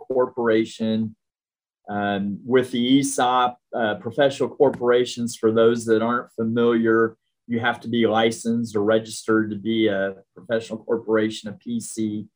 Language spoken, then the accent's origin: English; Richmond, Indiana, United States; also born or lived in Evansville, Indiana / Hendricks County, Indiana; I'm an Indiana guy at heart. I'm from Richmond originally, went to school at University of Evansville, lived in Hendricks County for over 35 years